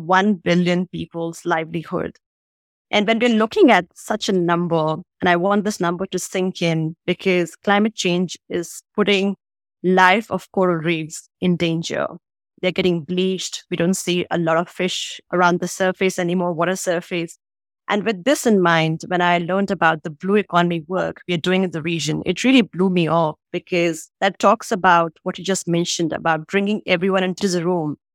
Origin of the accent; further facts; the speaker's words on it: Agra, Uttar Pradesh, India; moved away as an adult; also born or lived in Delhi, India; now in Singapore; I'm originally from Agra, which is where you have the Taj Mahal, the epitome of romance and love in India